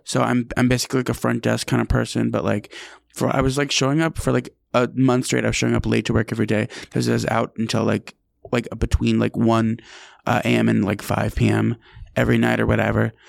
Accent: Albany, New York, United States; now in New York City, United States; I'm from Albany, New York

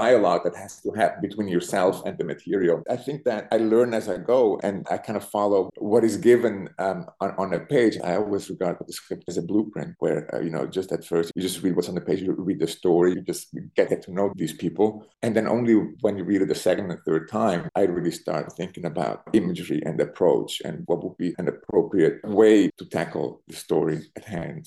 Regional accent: Zurich, Switzerland; first language Italian and German; English is a second language; moved away as an adult; also born or lived in Berlin, Germany; now in New York, United States; I was born in Zurich in Switzerland. I grew up in Zurich.

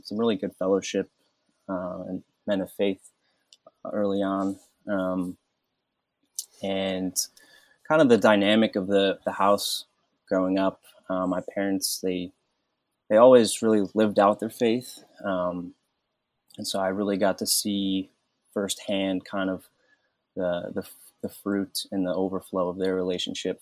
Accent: Cleveland, Ohio, United States; also born or lived in Olmsted Falls; I grew up around the Cleveland area, went to high school in Olmsted Falls.

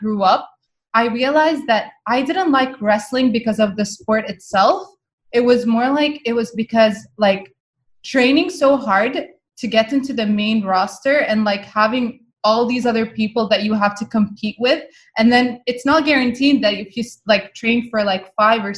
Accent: Muscat, Oman; first language Arabic; English is a second language; I grew up in the capital city of Oman. It's called Muscat. And my first language is actually Arabic

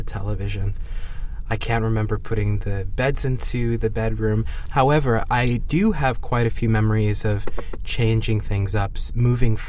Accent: New York, United States; born or raised there

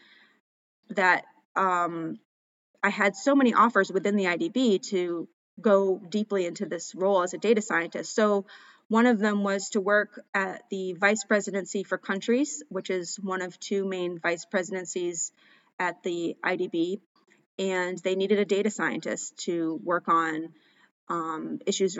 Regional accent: Maine, United States; moved away as an adult; also born or lived in Ecuador / Mozambique; for me, growing up in Maine

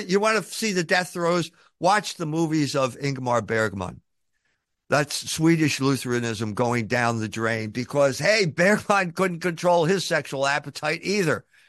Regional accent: United States; I come from America

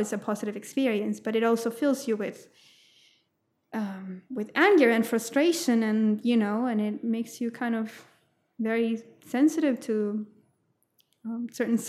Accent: Santiago, Santiago Metropolitan Region, Chile; moved away as an adult; also born or lived in South Florida, United States; now in Brisbane, Australia; I'm originally from Chile, from Santiago, Chile, and my family, when I was 9 years old, we moved to America, to South Florida, and we lived there for 6 years before going back to Chile

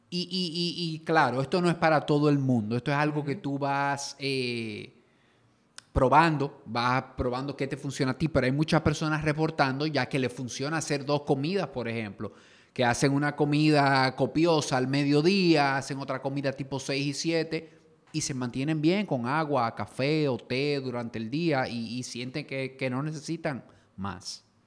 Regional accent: Dominican Republic; somos dominicanos

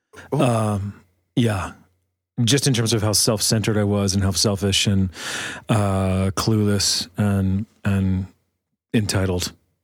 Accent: Washington, United States; year ago, I would have said Washington State.

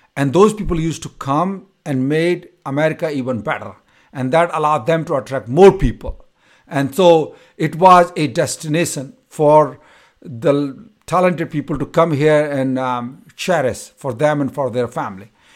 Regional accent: India; moved away as an adult; now in United States; from my college to my hometown, it used to take me six to seven hours to travel

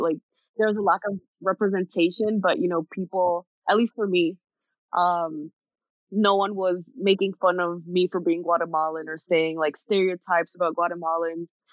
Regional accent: New York City, New York, United States; being born and raised in New York City

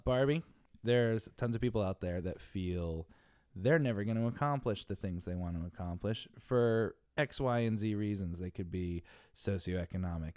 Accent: Connecticut, United States; now in New York City, United States; I'm from Connecticut

